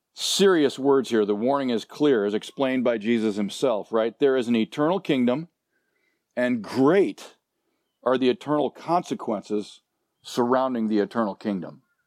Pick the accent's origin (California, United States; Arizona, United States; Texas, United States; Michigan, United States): California, United States; Southern; moved away as an adult; also born or lived in Nebraska; I grew up in Southern California, but after graduating from high school, I went back to Nebraska